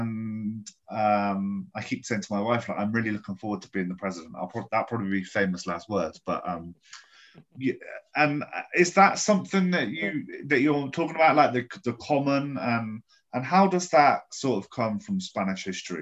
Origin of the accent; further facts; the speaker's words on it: England, United Kingdom; moved away as an adult; now in Spain; as an English guy who grew up in a house